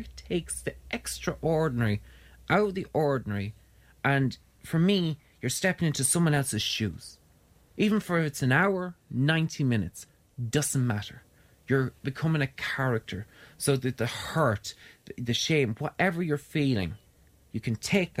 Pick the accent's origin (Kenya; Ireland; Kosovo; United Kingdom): Ireland; I came home from Ireland, or came home to Ireland in July 23rd